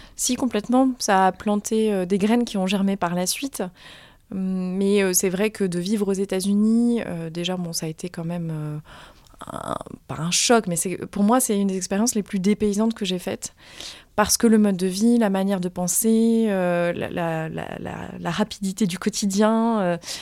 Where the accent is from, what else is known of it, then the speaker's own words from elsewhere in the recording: Limoges, Nouvelle-Aquitaine, France; moved away as an adult; also born or lived in New York / Nairobi; now in Paris, France; je suis de Limoges